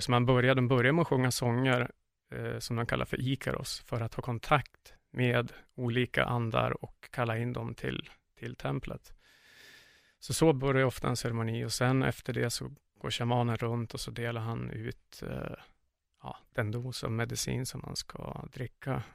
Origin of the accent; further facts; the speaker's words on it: Sundsvall, Västernorrland County, Sweden; moved away as an adult; now in Iquitos, Peru; jag är född och uppvuxen i Sundsvall